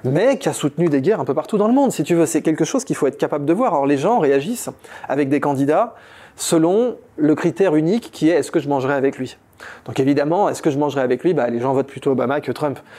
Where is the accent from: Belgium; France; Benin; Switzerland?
France; Ça veut donc dire que je suis français depuis mes arrière-grands-pères côté maternel et côté paternel.